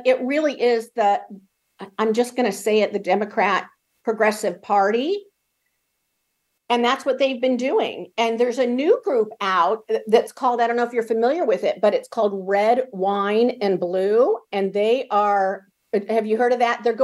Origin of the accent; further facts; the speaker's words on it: California, United States; moved away; I come from California.